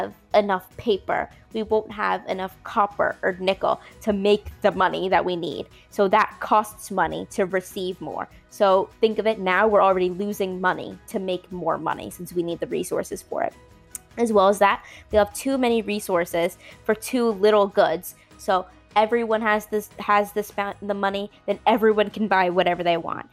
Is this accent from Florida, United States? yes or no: yes; Florida, United States; I'm from Florida